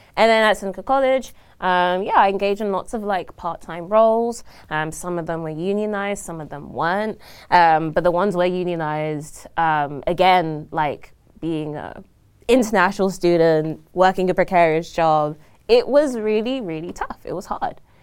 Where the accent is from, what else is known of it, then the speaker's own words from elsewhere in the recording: London, United Kingdom; moved away as an adult; now in Toronto, Canada; I was born and raised in London, um, from South London, Croydon